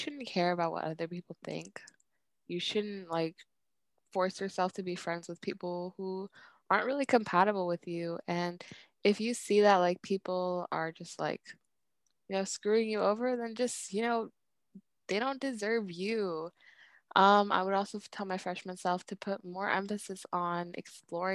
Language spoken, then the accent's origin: English; Bay Area, California, United States; I was born in the Bay Area. I honestly don't know